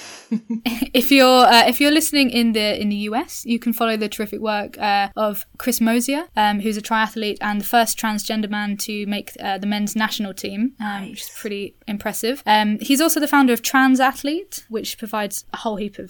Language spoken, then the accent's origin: English; Cambridge, East of England, United Kingdom; now in London, United Kingdom; I grew up in Cambridge